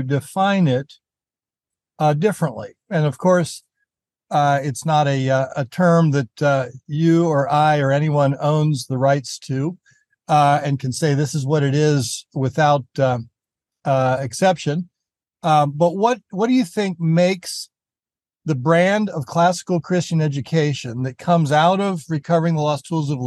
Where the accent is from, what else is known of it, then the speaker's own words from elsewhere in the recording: the East, East Coast, United States; I grew up in the East